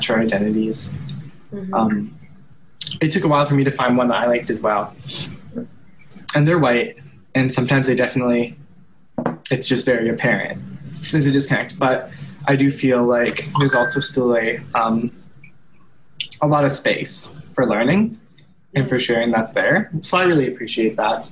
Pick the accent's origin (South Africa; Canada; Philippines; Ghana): Canada; Sherwood Park, Alberta; my whole life I've lived in Sherwood